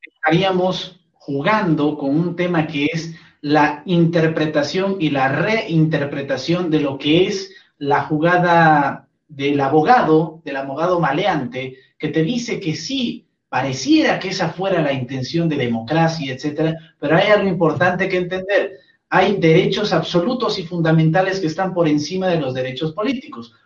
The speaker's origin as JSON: {"language": "Spanish", "country": "Bolivia", "said": "Como boliviano que soy"}